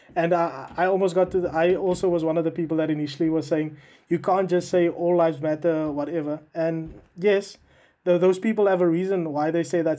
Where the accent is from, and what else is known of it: South Africa; now in United Kingdom